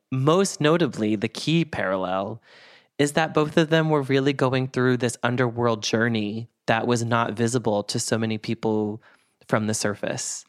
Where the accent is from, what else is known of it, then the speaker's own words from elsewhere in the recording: Boston, Massachusetts, United States; moved away; I'm from Boston originally